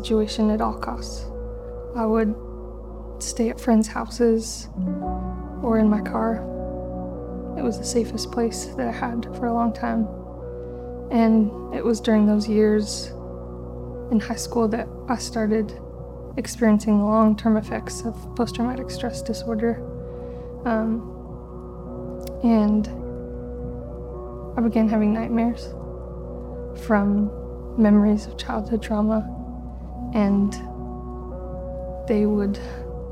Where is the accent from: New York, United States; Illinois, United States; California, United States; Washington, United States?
Washington, United States; Bellingham; I grew up in Bellingham, and I have a twin brother